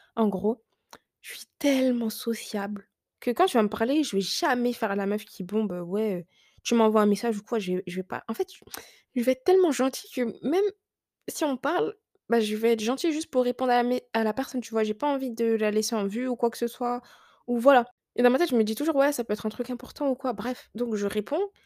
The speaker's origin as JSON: {"language": "French", "country": "France", "said": "Ils pensaient que j'étais pas française, mais si"}